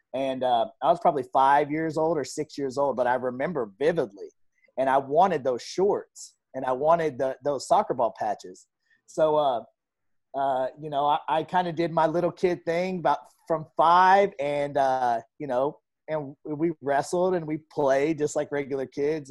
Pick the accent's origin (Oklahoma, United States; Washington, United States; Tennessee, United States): Oklahoma, United States; Tulsa; I grew up in North Tulsa